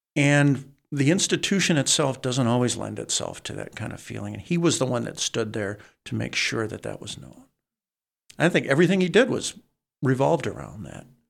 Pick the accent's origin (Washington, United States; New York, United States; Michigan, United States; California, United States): Michigan, United States; Saginaw; I was from Saginaw